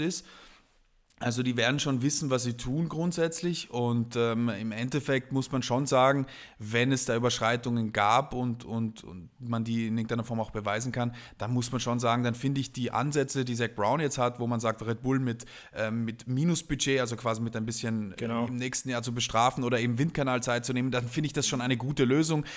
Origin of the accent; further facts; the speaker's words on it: South Tyrol, Trentino-Alto Adige, Italy; ich bin ja ursprünglich Italiener, äh, und äh, habe quasi meine Jugend äh, schon in, zwar in Südtirol verbracht